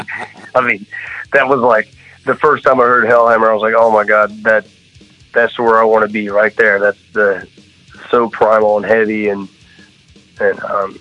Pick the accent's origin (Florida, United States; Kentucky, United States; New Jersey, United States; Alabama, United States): Florida, United States; Jacksonville; also born or lived in Brandon, Florida; I was born in Jacksonville, Florida. Yeah, Jacksonville. And when I was like 10, we moved down to Tampa area